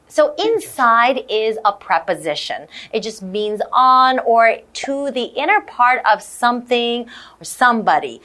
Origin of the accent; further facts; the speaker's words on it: Ontario, Canada; I grew up in Canada, in yeah. Ontario, Canada.